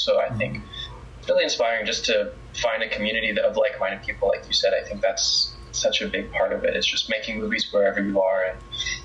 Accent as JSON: {"language": "English", "country": "Canada", "also_born_or_lived": "Calgary", "said": "as a Canadian"}